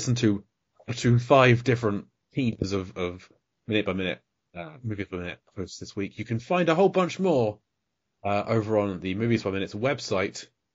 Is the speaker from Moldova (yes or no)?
no; United Kingdom; I'm British